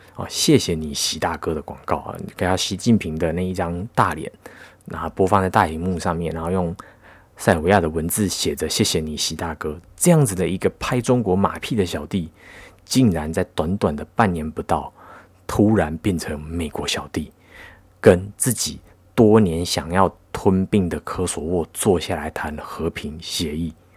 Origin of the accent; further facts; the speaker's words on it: Taiwan; 那你作为一个台湾人